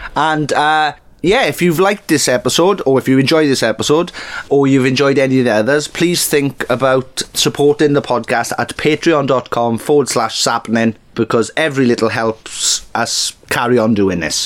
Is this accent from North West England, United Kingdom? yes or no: no; Welsh, Wales, United Kingdom; We're both Welsh.